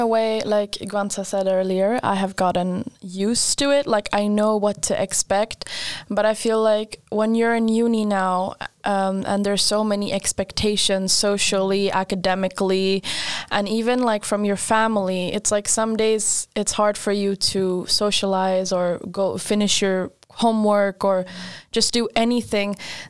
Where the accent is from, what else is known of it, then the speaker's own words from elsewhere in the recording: Skåne, Sweden; moved away as an adult; now in Linköping, Sweden; I come from Skåne. And Skåne is down south. For those of you who don't know, near like Malmö, Helsingborg.